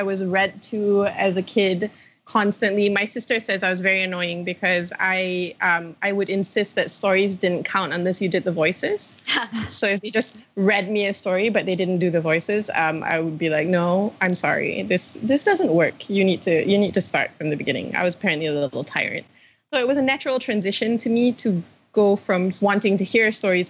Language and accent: English; Malaysia; I'm from Malaysia